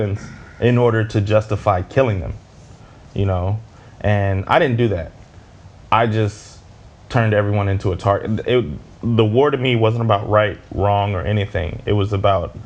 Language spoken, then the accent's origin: English; Midwest, United States; I grew up in the Midwest and I'm black